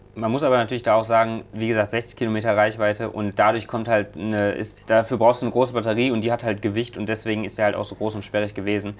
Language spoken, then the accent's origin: German; Leverkusen, North Rhine-Westphalia, Germany; hier in Leverkusen, äh, da weiß ich, äh, da wo ich aufgewachsen bin